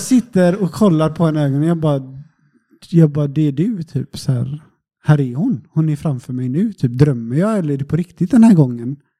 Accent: Sweden; now in Portugal; så var jag hemma i Sverige en sväng. Jag brukar vara hemma på sommaren

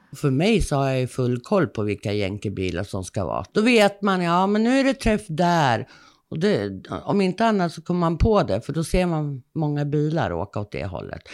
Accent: Stockholm, Stockholm County, Sweden; accent: Stockholm dialect (stockholmska); also born or lived in Södermanland / Åsljunga; now in Perstorp, Sweden; jag är uppifrån Sörmland. Jag är född i Stockholm, så att man hör nog stockholmskan slå igenom lite mycket ibland.

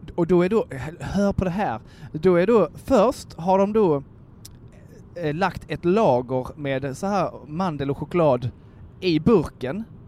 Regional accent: Kristianstad, Skåne, Sweden; moved away; hemma på ICA i Kristianstad

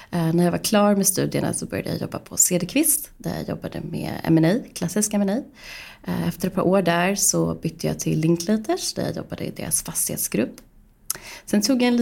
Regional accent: Stockholm, Stockholm County, Sweden; Jag är uppvuxen i Stockholm, eh, valde också att eh, studera juridik vid Stockholms universitet.

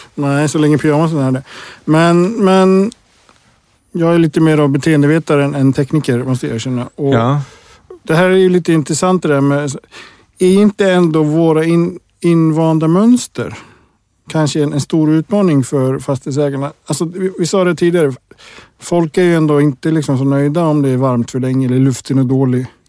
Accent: Iceland; moved away; jag kommer från Island

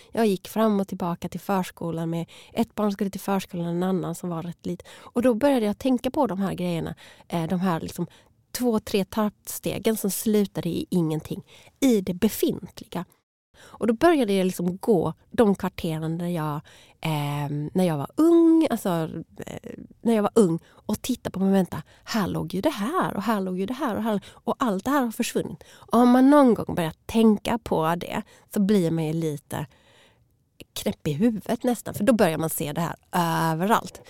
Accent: Malmö, Skåne, Sweden; moved away as an adult; also born or lived in Stockholm; Jag är född och uppvuxen här i Malmö

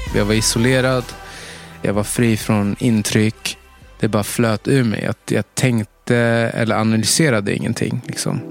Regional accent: Stockholm, Stockholm County, Sweden; jag är uppvuxen i, i Tensta

